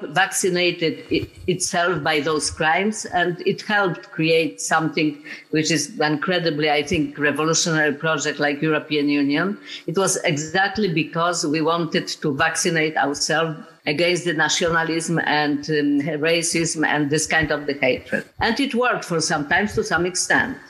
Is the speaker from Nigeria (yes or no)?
no; Poland; I'm from Poland